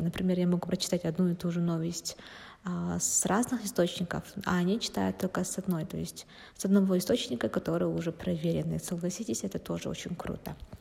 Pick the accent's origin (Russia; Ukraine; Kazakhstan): Kazakhstan; мы же казахи